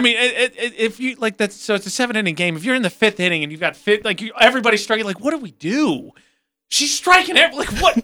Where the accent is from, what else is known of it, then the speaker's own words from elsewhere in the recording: Indiana, United States; moved away; I'm from Indiana.